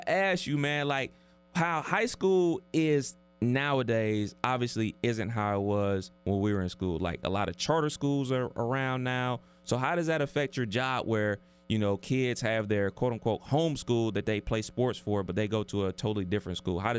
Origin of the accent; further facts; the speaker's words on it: Cleveland, Ohio, United States; I'm from Cleveland